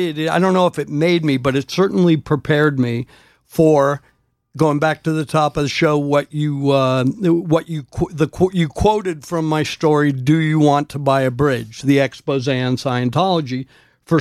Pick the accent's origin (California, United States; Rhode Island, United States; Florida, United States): Rhode Island, United States; Providence; I grew up in Providence, Rhode Island